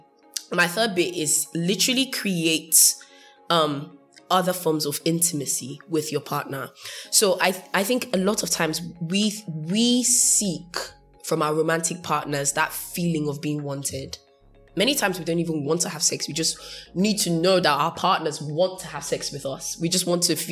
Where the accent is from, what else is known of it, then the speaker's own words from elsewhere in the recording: United Kingdom; first language English; I'm British, so I don't speak... I speak in English